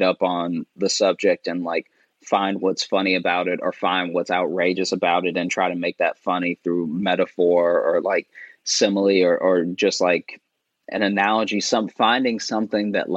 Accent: Louisiana, United States; also born or lived in Chicago; now in New York, United States; I was born in Louisiana. Mm-hmm. And then grew up my childhood Louisiana. Then I moved to Chicago, and that's where I started doing comedy

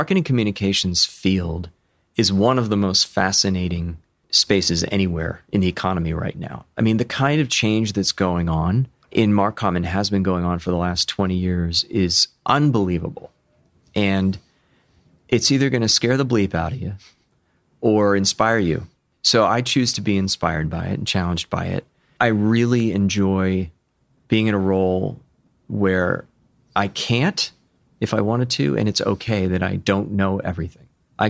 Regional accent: Chester County, Pennsylvania, United States; also born or lived in Rome, New York; And most of my life in fairly rural Chester County.

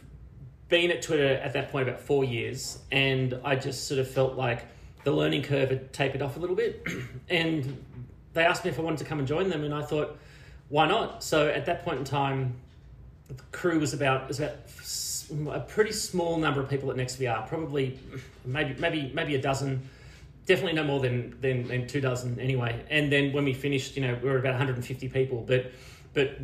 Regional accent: Bungendore, New South Wales, Australia; accent: Australian; moved away as an adult; also born or lived in Wagga Wagga, Australia; I came from Bungendore, which was like a small country town just outside of Canberra

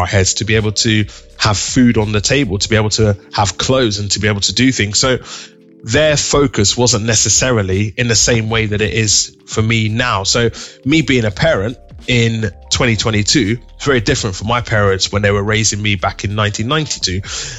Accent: Nigeria; And I remember growing up, being Nigerian, both me and my wife, growing up in a Nigerian household

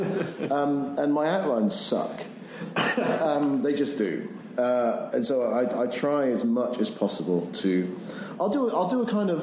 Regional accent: Bristol, South West England, United Kingdom; moved away as an adult; also born or lived in Edinburgh; now in Wellington, New Zealand; having gone back to my hometown of Bristol

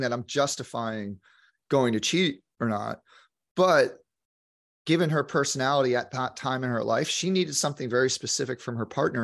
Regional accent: New York, United States; moved away; also born or lived in Santa Monica, California; as a New Yorker

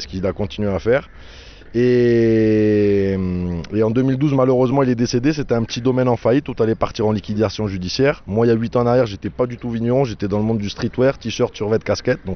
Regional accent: Montpellier, Occitania, France; moved away as an adult; now in Spain; Moi je suis Montpellierin, mère espagnole, euh, père marocain

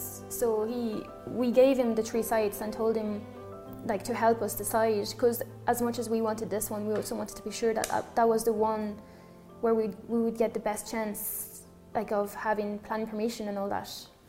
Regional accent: Paris, Île-de-France, France; English is a second language; also born or lived in Dublin; now in Summerhill, Ireland; I'm from France, {S6} okay. {S4} From Paris.

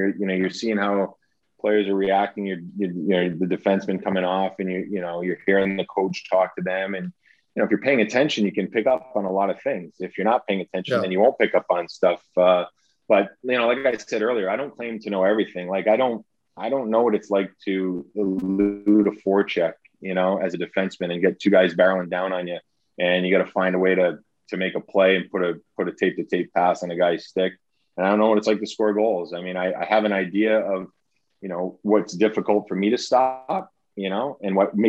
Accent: United States; it's the network that I watched growing up in the States

